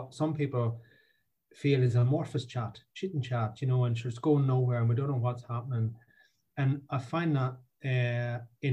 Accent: Ireland; now in Scotland; I say I'm from Ireland because I grew up in a pub beside a crossroads near a field in the middle of nowhere.

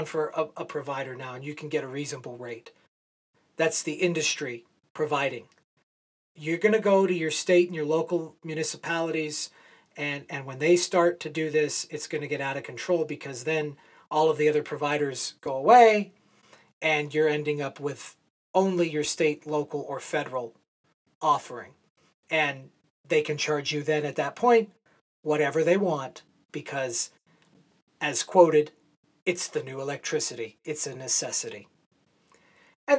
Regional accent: San Diego, California, United States; moved away; I grew up in San Diego

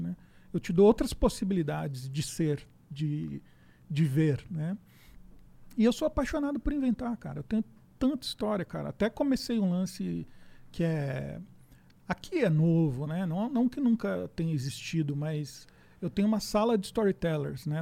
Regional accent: Osasco, São Paulo, Brazil; Eu sou de Osasco

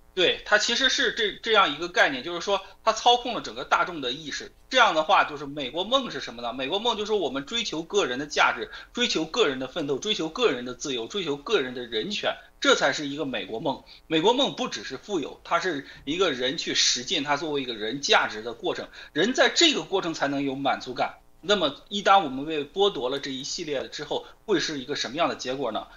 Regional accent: China; now in United States; 我作为一个中国人

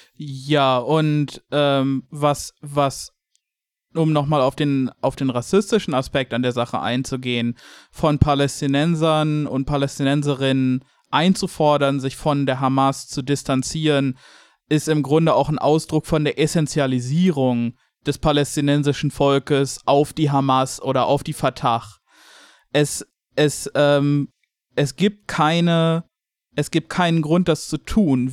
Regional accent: Germany; als Deutscher

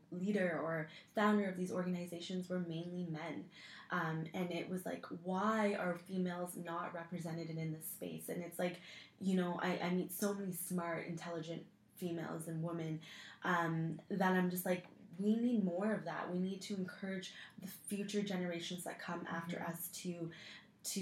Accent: Waterloo, Ontario, Canada; I grew up in Waterloo, which is basically the Silicon Valley of Canada

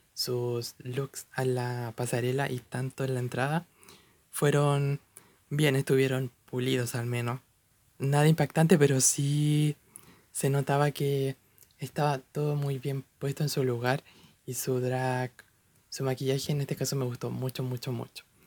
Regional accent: Chile; personalmente soy de Chile, un país en Latinoamérica

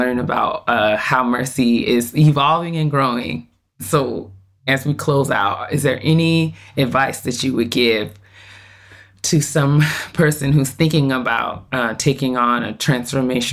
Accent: Westchester, New York, United States; I'm originally from New York and grew up in the Westchester area

